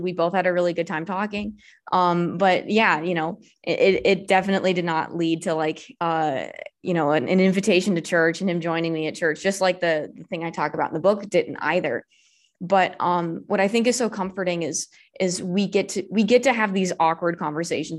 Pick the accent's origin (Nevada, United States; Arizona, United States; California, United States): California, United States; Southern; now in Alabama, United States; I'm originally from Southern California, I moved to Alabama